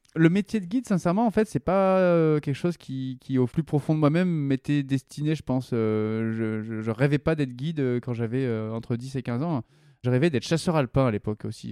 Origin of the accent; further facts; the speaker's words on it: Vercors, Drôme, Auvergne-Rhône-Alpes, France; les chemins autour de châtillon dioua là où j'ai grandi. C'est le Vercors, en gros